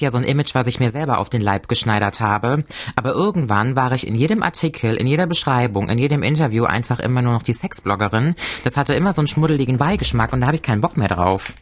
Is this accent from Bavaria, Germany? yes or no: no; Cologne, North Rhine-Westphalia, Germany; moved away as an adult; now in Koblenz, Germany; aus meiner Heimatstadt Köln